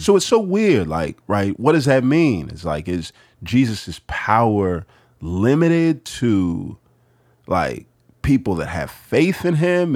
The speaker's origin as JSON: {"language": "English", "town": "Houston", "region": "Texas", "country": "United States", "tie": "born or raised there", "said": "I grew up in Houston"}